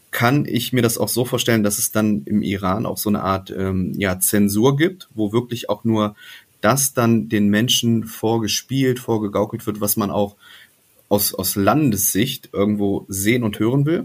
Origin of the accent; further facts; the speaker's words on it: West Germany, Germany; also ich bin ja in Ostdeutschland geboren, dann bin ich mit mhm. sechs Jahren, als die Mauer fiel, bin ich nach Westdeutschland gekommen.